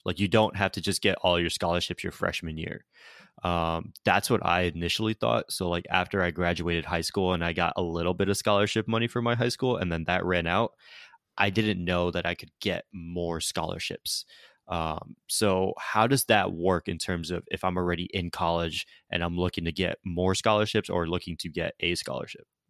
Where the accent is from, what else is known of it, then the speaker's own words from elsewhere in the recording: Connecticut, United States; moved away; also born or lived in Florida; I'm originally from Connecticut